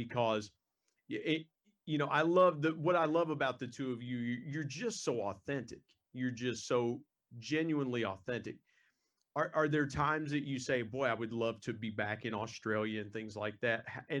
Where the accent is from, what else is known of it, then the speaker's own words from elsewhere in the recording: West Virginia, United States; West Virginia is one of the poorest states in the United States, but it's home. It's home for my family and I.